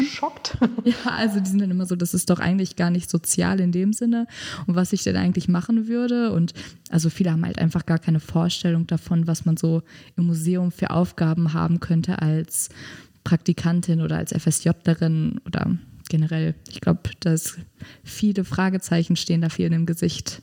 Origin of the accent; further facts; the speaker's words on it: North Rhine-Westphalia, Germany; moved away as an adult; ich komme halt aus Nordrhein-Westfalen und da ist es halt noch G8